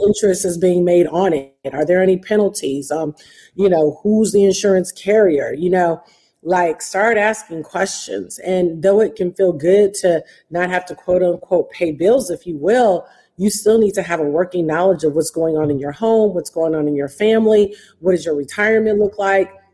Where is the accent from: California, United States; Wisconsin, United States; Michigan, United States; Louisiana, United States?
Michigan, United States; Detroit; Detroit, and um, which is my hometown